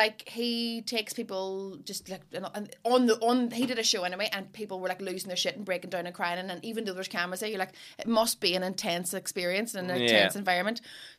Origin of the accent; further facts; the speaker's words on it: Derry, Northern Ireland, United Kingdom; accent: Derry; my accent's from Derry.